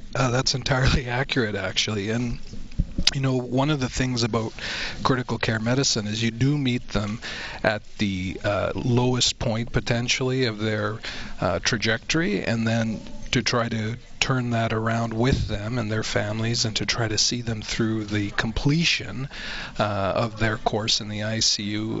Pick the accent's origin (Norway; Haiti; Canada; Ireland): Canada; being a Canadian